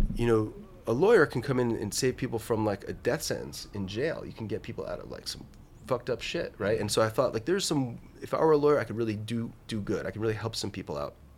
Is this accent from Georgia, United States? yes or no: no; New Jersey, United States; I grew up in New Jersey